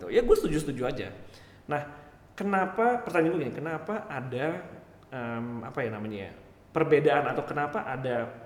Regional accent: South Jakarta, Jakarta, Indonesia; Kayak gini, gue lahir di Jaksel juga. Eh enggak, maksudnya gini, gue apa namanya besar di Jaksel juga.

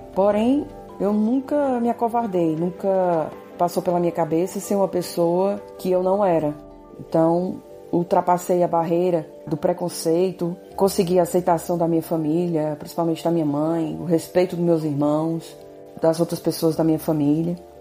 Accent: Fortaleza, Ceará, Brazil; sou de Fortaleza, Ceará e tenho 41 anos de idade

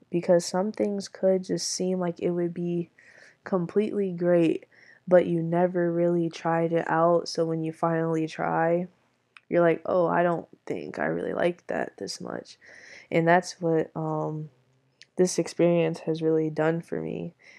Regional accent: Michigan, United States; I am from Michigan

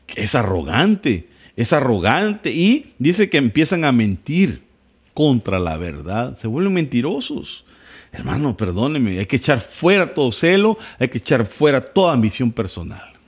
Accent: El Salvador; soy salvadoreño, guanaco, vengo de un pueblo

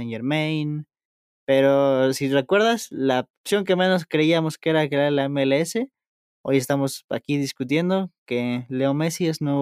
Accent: Mexico; a lo mejor uno como mexicano, no sé, ya le gusta su liga

